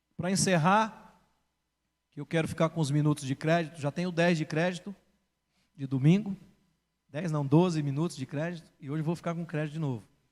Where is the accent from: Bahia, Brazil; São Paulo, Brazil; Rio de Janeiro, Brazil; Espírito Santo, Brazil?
São Paulo, Brazil; Fui criado na Zona Oeste de São Paulo.